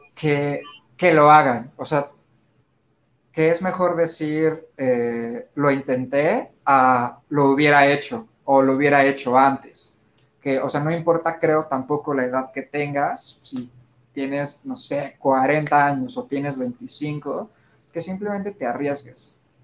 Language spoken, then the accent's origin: Spanish; Mexico; somos mexicanos y estamos llenos y rodeados de la cultura mexicana